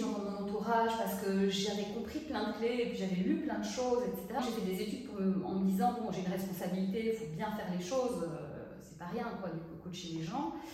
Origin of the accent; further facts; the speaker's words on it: Brussels, Brussels-Capital Region, Belgium; moved away as an adult; also born or lived in Paris; moi je vivais à Bruxelles, j'ai grandi à Bruxelles